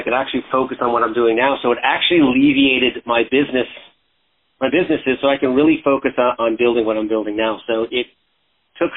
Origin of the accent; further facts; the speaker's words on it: Canada; moved away; I was originally from Canada. I was a freestyle skier back then